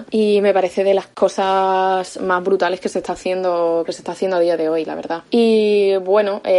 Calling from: Badajoz, Extremadura, Spain; de Badajoz

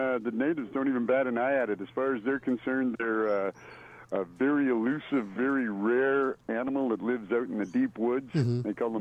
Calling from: British Columbia, Canada; I'm in Vancouver Island.

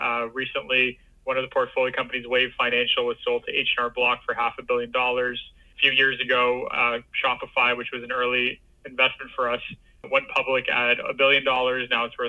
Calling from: Toronto, Ontario, Canada; I'm calling from Toronto, Ontario, Canada.

